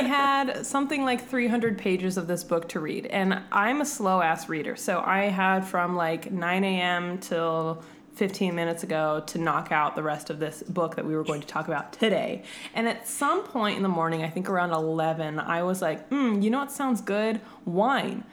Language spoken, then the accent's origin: English; California, United States; now in Arizona, United States; I'm from California, but I live in Arizona